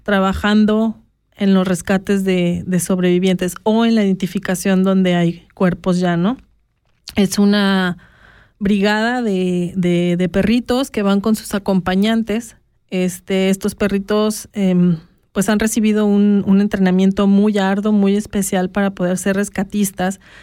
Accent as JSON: {"language": "Spanish", "country": "Mexico", "moved": "yes", "lives_now": "Switzerland", "said": "yo como mexicana"}